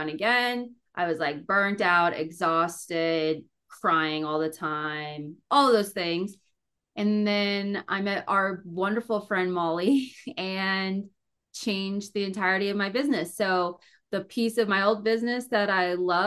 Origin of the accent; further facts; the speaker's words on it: Maryland, United States; moved away as an adult; also born or lived in Delaware; now in Fort Collins, United States; I'm originally from Maryland.